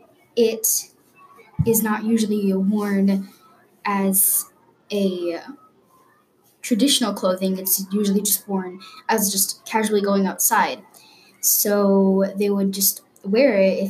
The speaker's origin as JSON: {"language": "English", "country": "United States", "tie": "born or raised there", "said": "I was born in America"}